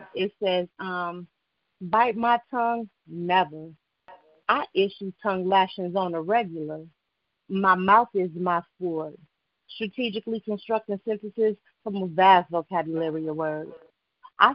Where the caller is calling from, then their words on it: Waldorf, Maryland, United States; I'm calling from Waldorf, Maryland.